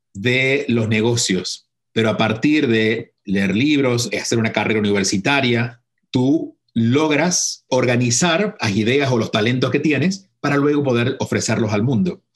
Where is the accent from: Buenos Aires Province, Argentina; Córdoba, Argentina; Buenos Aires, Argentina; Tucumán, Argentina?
Córdoba, Argentina; a small town in; moved away as an adult; si bien nací en Córdoba, en la capital, nací en la capital porque en el pueblo donde vivió mi familia y viví de niño y viví hasta los 17 años, era muy pequeño, eran 2.000 habitantes